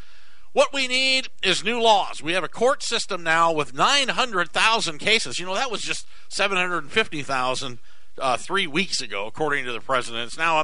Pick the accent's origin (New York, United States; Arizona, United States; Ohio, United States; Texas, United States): Arizona, United States; growing up in Arizona